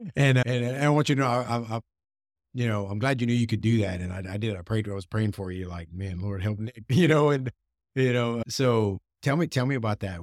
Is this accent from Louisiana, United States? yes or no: yes; South Louisiana, United States; I'm from South Louisiana